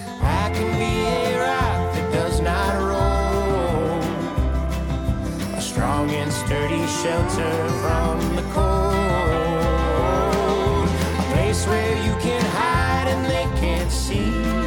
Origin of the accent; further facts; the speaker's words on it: Baton Rouge, Louisiana, United States; I grew up in Baton Rouge, Louisiana, correct. Okay. Born there.